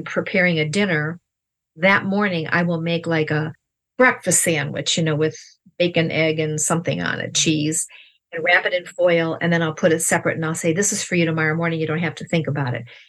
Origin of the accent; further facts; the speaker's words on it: Ohio, United States; We're from Ohio.